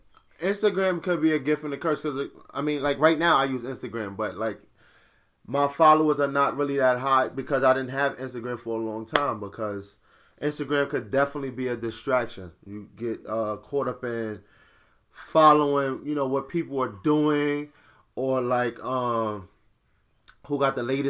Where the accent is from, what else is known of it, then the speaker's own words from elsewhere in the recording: New York City, New York, United States; I'm from Brooklyn.